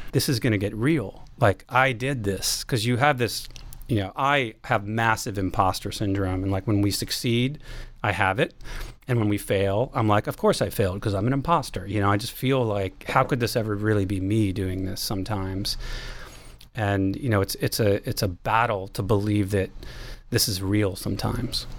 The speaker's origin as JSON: {"language": "English", "town": "Baltimore", "region": "Maryland", "country": "United States", "also_born_or_lived": "Washington, D.C.", "moved": "as an adult", "lives_now": "San Francisco Bay Area, United States", "said": "I lived in D C, uh, but I'm from Baltimore"}